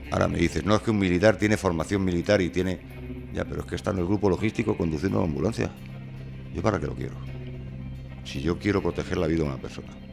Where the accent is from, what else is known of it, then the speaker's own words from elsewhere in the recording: Albacete, Castilla-La Mancha, Spain; Yo soy de Albacete